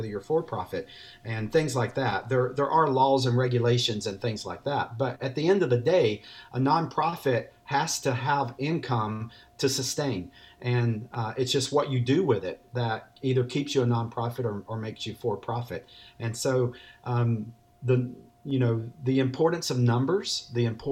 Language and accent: English; North Carolina, United States; I'm a native from North Carolina.